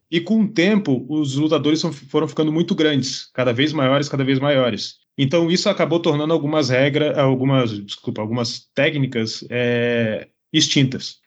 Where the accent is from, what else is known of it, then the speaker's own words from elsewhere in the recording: Brazil; sou lá do Brasil